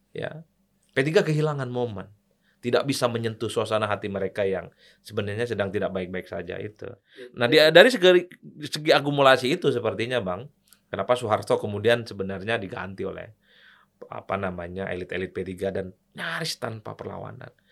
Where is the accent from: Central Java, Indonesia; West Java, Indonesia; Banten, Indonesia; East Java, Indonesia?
East Java, Indonesia; Madura; kampung saya di Madura